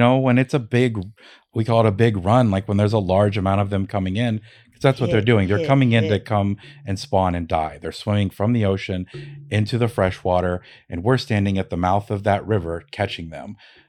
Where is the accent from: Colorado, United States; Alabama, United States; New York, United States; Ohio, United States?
Ohio, United States; now in Alaska, United States; So I moved to Alaska from Ohio, where I grew up fishing.